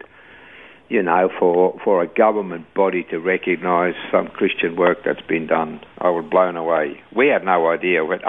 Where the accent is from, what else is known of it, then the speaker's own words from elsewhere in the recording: Switzerland; English is a second language; moved away as an adult; now in Australia; I was born in Switzerland in 1948, and I came from a good family